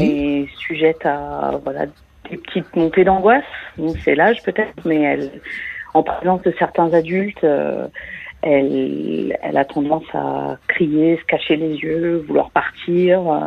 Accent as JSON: {"language": "French", "country": "France", "moved": "yes", "said": "je suis française, mais j'habite à l'étranger."}